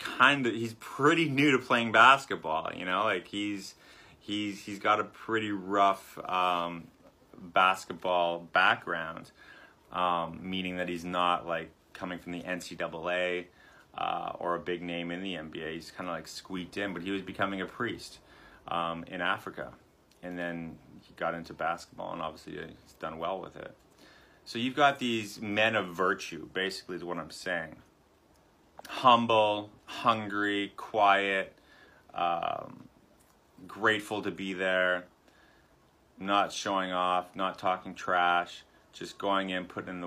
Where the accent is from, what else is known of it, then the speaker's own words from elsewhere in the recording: Canada; I was probably 13 years old, 14 years old. growing up in Canada